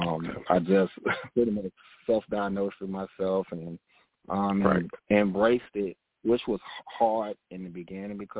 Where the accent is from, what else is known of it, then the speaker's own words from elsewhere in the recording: Augusta, Georgia, United States; moved away as an adult; also born or lived in Texas; now in Charlotte, United States; I grew up in Augusta, Georgia.